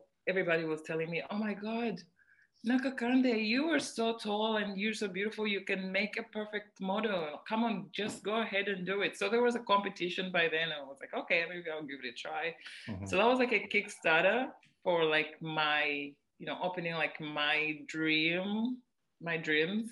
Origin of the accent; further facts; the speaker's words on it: Kampala, Central Region, Uganda; also born or lived in Mukono / Bombo; I am from Kawempe. I was born in Kawempe.